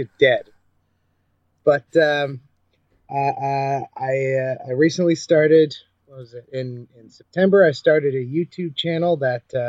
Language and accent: English; Canada; I'm a Canadian journalist